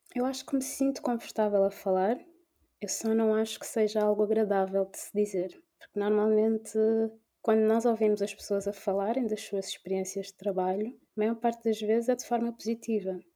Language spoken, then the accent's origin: Portuguese; Portugal; nasci e cresci em Portugal mas que tem as origens em, na Guiné-Bissau